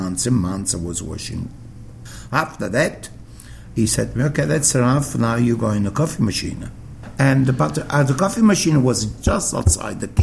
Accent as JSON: {"language": "English", "town": "Naples", "region": "Campania", "country": "Italy", "tie": "born or raised there", "second_language": "English", "moved": "yes", "lives_now": "Sydney, Australia", "said": "When I grew up in Naples"}